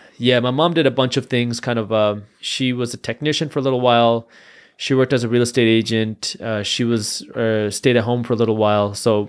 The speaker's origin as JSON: {"language": "English", "town": "Detroit", "region": "Michigan", "country": "United States", "tie": "born or raised there", "said": "And so I was born here in the Metro Detroit area. And growing up, like a lot of first-generation immigrants, my parents were very strict on education."}